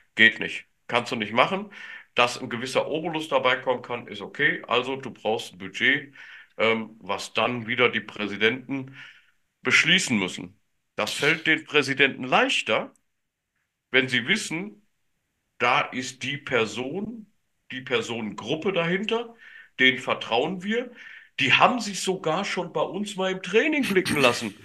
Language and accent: German; Germany; first language German; als Deutscher und Deutschsprachiger